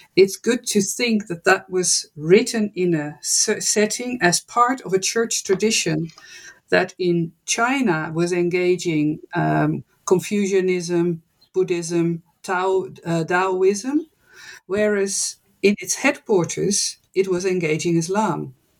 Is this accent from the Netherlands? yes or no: yes; Netherlands; moved away as an adult; also born or lived in United States / West Africa; I am born and raised in the Netherlands